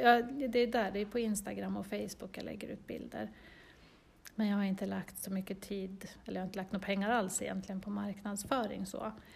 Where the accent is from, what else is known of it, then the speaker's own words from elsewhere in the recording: Östervåla, Uppsala County, Sweden; jag är född i Östervåla. Så jag har bott här i nästan hela mitt liv